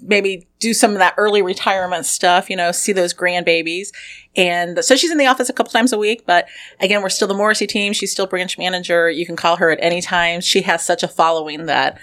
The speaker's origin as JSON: {"language": "English", "town": "Lafayette", "region": "Indiana", "country": "United States", "tie": "born or raised there", "said": "I am born and raised in Lafayette"}